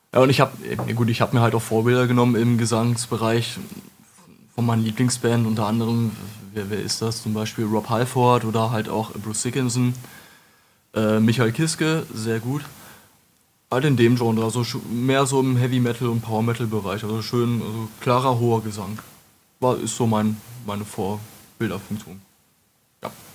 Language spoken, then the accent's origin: German; Wolfenbüttel, Lower Saxony, Germany; Ich komme aus Wolfenbüttel